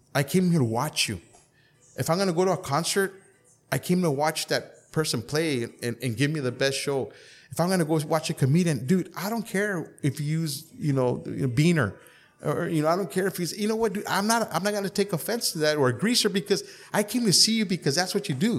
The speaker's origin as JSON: {"language": "English", "town": "Calexico", "region": "California", "country": "United States", "tie": "born or raised there", "said": "I was born and raised in Calexico"}